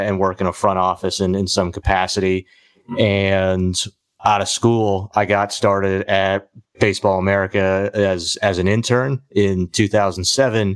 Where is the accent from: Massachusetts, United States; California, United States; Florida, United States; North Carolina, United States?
Massachusetts, United States; Boston; I grew up a Red Sox fan, just growing up in Boston, being 6 years old in Boston